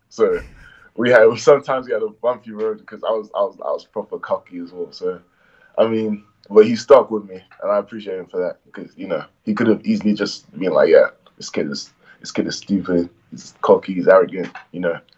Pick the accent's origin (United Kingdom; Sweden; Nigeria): Nigeria; accent: Irish; I'm Nigerian and I was around Nigerians. I was living in Essex, so I was around a lot of Nigerians. But one thing was like I was a black kid with an Irish accent